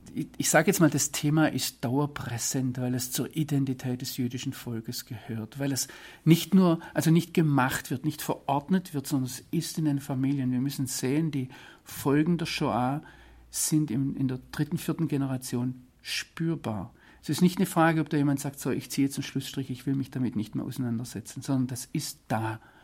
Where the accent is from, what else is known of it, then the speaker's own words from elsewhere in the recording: Swabia, Germany; moved away as an adult; now in Israel; als Schwabe